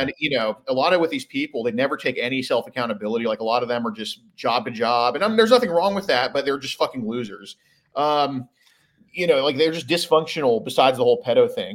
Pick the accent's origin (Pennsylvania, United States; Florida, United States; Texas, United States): Texas, United States; Houston; I'm from Houston, Texas